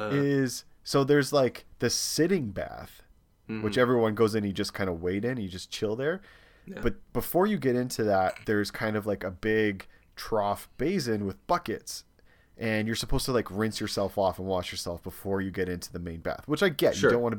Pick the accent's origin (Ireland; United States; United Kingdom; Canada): Canada; hey, like, we're from Canada, we're coming, my husband has a lot of tattoos